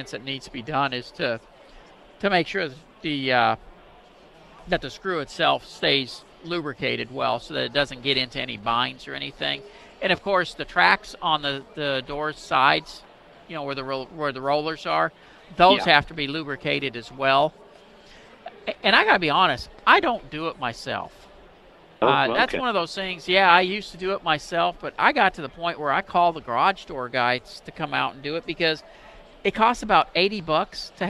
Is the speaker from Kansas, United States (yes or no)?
no; Anoka, Minnesota, United States; now in Texas, United States; I'm from Anoka.